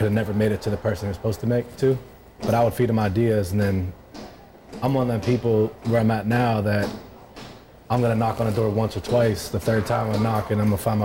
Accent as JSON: {"language": "English", "town": "Pittsburgh", "region": "Pennsylvania", "country": "United States", "tie": "born or raised there", "moved": "yes", "lives_now": "Miami, United States", "said": "I'm from Pittsburgh. I grew up in Pittsburgh, Pennsylvania"}